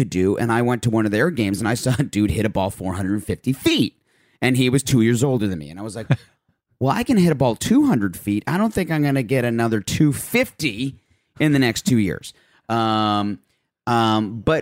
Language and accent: English; Milwaukee, Wisconsin, United States; Born and raised in Milwaukee, Wisconsin